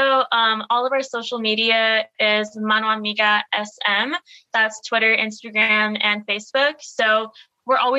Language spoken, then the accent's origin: English; Laredo, Texas, United States; I'm from Laredo, my house is like 2.5 miles away from the border. That's my community.